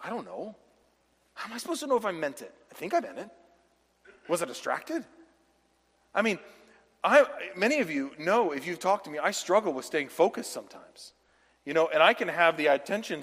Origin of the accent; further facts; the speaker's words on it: the South, United States; where I was raised down south